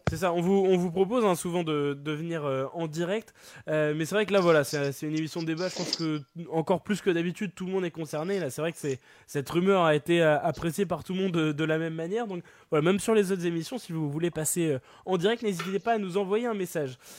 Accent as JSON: {"language": "French", "town": "Brest", "region": "Brittany", "country": "France", "tie": "born or raised there", "said": "je, suis, né à Brest, d'accord. Mon père est brestois, ma famille est brestoise"}